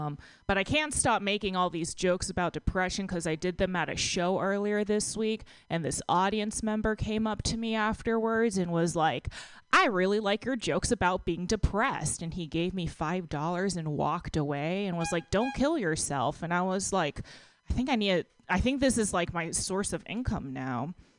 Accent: Texas, United States; now in San Francisco, United States; When I moved to San Francisco from Texas, I actually lost like 15 pounds. And the first time I went back home, I saw one of my friends from high school

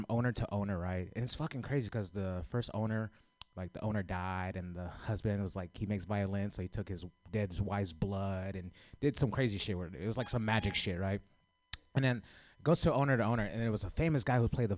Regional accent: San Francisco, California, United States; I grew up in the city

